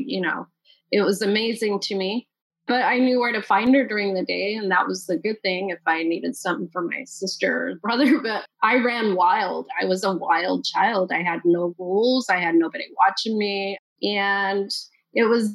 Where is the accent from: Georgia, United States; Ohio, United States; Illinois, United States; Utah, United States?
Utah, United States; also born or lived in Salt Lake City, Utah / St. George, Utah; We moved a lot, and I mean a lot. We moved all the time, all over the state of Utah.